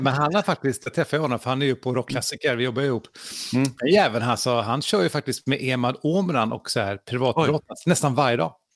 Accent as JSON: {"language": "Swedish", "country": "Sweden"}